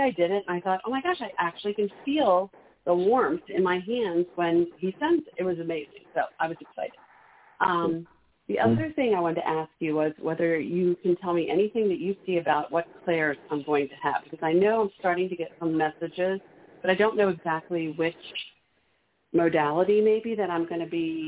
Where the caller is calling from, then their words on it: Maryland, United States; I'm calling from Maryland.